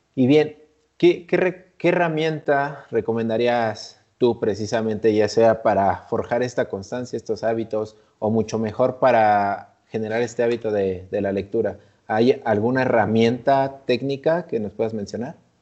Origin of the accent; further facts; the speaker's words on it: Mexico; nosotros que como mexicanos